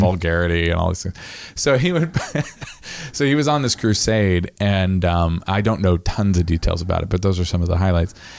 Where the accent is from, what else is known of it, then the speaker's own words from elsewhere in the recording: Lincolnville, Maine, United States; also born or lived in Rockport; I was raised in fairyland in Lincolnville for, you know, a couple of years